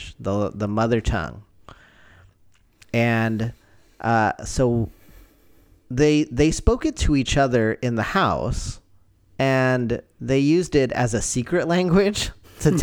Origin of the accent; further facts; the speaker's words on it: United States; I was born and raised here in America